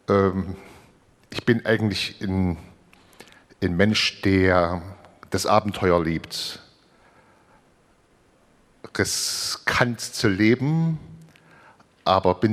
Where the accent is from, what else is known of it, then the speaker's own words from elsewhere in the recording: Saarland, Germany; ich komme aus